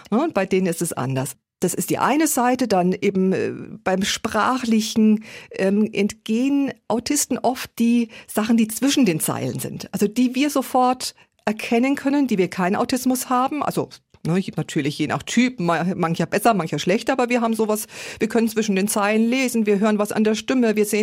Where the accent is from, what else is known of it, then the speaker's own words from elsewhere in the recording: Erlangen, Bavaria, Germany; Ich komme aus Erlangen, eine Stadt wie Erlangen, circa 100.000 Einwohner.